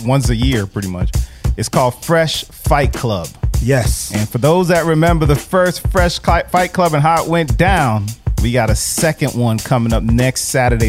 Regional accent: Jamaica; I'm actually from Jamaica. I grew up on reggae music and all

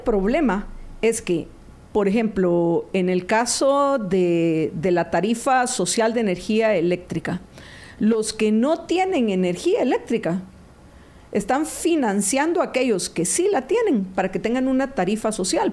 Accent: Guatemala; Somos guatemaltecos

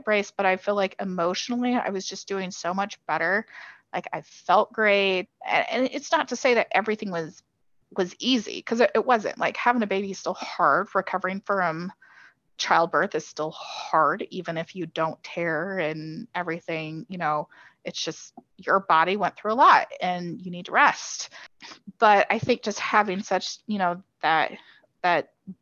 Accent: Kansas City, United States; we're from Kansas City

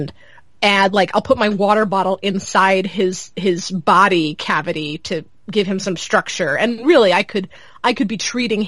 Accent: Charlotte, North Carolina, United States; moved away; I was born in Charlotte and I grew up in the suburbs of Charlotte.

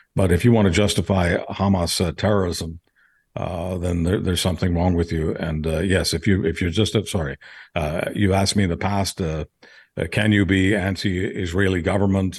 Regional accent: Manitoba, Canada; not as a Manitoban, but as a Canadian human being

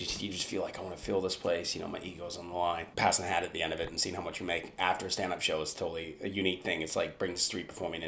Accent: Vancouver, British Columbia, Canada; I'm from Vancouver.

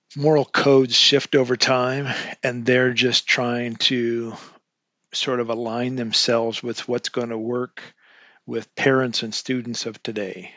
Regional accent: Eastern Washington State, United States; I grew up in Eastern Washington State. I was a farm boy

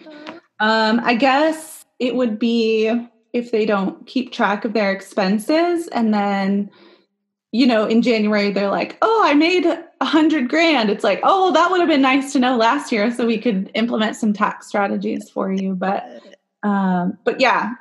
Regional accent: California, United States; now in Arizona, United States; So I live in Arizona, but I'm from California.

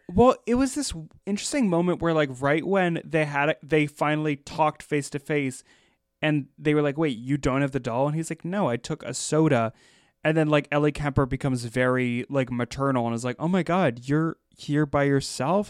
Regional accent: Pennsylvania, United States; I grew up in Pennsylvania

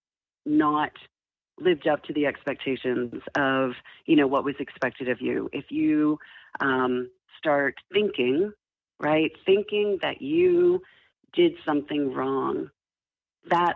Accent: Ottawa, Ontario, Canada; I grew up in Canada, so I'm originally from Ottawa, Ontario.

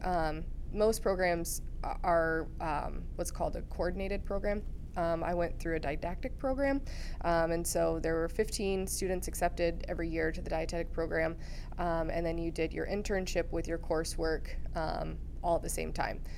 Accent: Iowa, United States; moved away as an adult; also born or lived in Missouri; I grew up in Iowa

